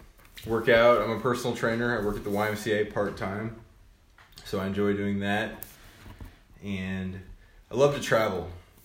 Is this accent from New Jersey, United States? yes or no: no; Moberly, Missouri, United States; born there; I was born in Moberly.